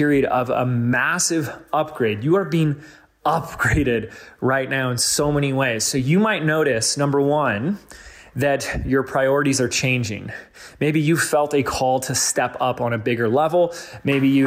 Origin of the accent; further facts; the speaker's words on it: Laguna Beach, California, United States; my hometown, Laguna Beach